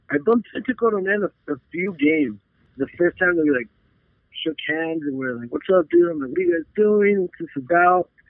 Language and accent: English; Tucson, Arizona, United States; also born or lived in Nogales; I'm from Tucson, Arizona. Been here for pretty much my whole life. I'm from Nogales actually, but I've uh, been in Tucson for like 15 years or so, so I'm pretty much from Tucson at this point.